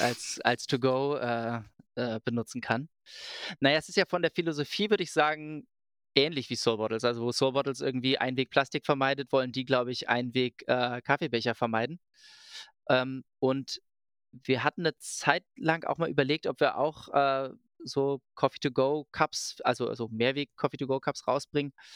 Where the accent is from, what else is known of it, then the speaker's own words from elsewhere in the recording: Berlin, Germany; ich komme aus Berlin